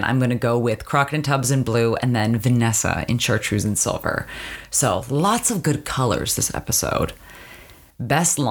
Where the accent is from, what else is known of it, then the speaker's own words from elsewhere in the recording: Canada; Growing up in Canada